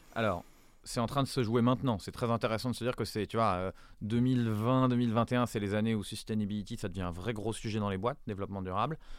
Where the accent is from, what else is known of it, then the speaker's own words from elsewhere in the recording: France; chez nous en France